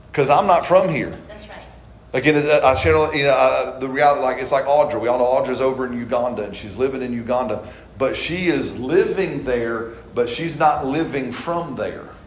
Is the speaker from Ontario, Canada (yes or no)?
no; British Columbia, Canada; moved away; I said, no, I'm from South British Colu